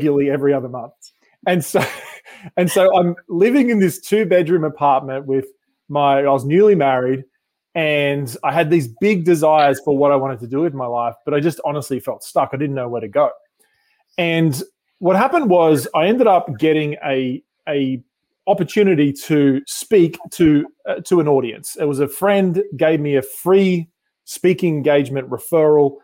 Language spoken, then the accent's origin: English; Sydney, New South Wales, Australia; moved away as an adult; now in Newport Beach, United States; about 3 years ago, we moved from Sydney, Australia to California.